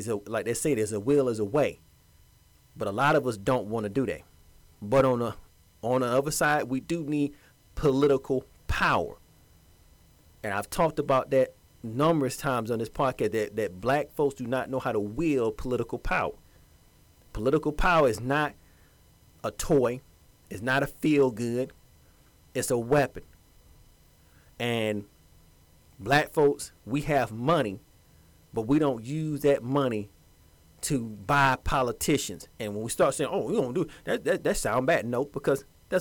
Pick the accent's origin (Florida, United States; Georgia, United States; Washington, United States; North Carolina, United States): Georgia, United States; Georgia, my home state.